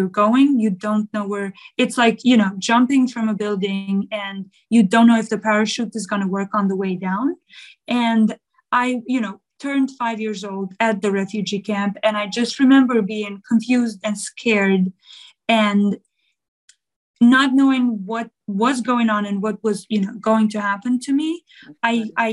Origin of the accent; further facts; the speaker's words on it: Kosovo; also born or lived in Albania; I am originally from Kosovo, and I was 4.5 years old when the end of Yugoslavia war, which was the war with Kosovo, happened.